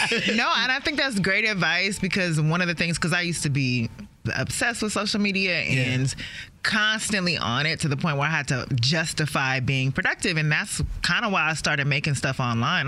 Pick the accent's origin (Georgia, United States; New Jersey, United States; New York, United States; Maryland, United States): Maryland, United States; also born or lived in Los Angeles; I was growing up in Maryland